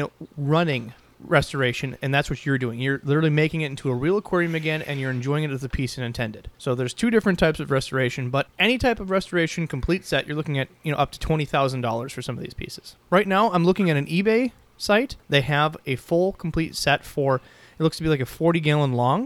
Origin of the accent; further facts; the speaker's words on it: Minnesota, United States; We're from Minnesota.